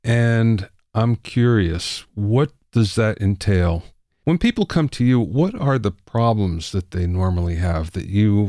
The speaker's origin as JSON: {"language": "English", "region": "Pennsylvania", "country": "United States", "tie": "born or raised there", "said": "I grew up in Pennsylvania"}